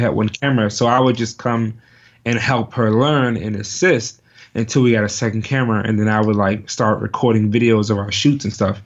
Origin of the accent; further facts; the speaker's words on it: Virginia, United States; moved away; also born or lived in Richmond / Prince George / Norfolk; I'm originally from Virginia